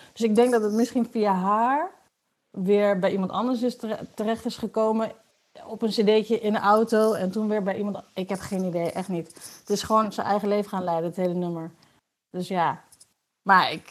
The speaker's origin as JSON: {"language": "Dutch", "town": "Wierden", "region": "Overijssel", "country": "Netherlands", "tie": "born or raised there", "also_born_or_lived": "Enschede", "moved": "as an adult", "lives_now": "Amsterdam, Netherlands", "said": "ik ben eh, geboren in Enschede. En ik ben opgegroeid in Wierden, in de Molukse wijk"}